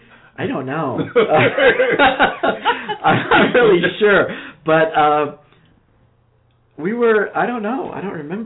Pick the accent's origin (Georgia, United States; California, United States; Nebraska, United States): California, United States; moved away as an adult; also born or lived in Cairo, Egypt; now in Texas, United States; I've lived in California since I was 10. And so basically I call California my home.